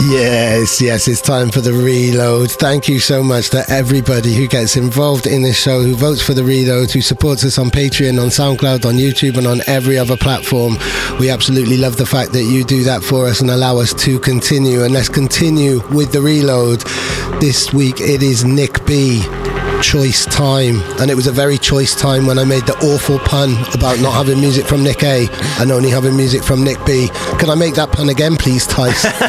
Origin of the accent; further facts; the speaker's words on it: Wales, United Kingdom; I, I, don't actually speak Welsh, I just love being Welsh